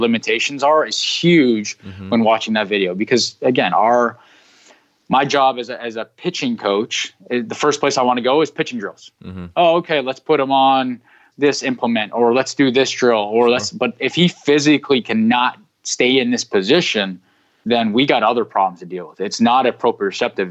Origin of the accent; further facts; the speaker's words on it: Canada; I'm from Canada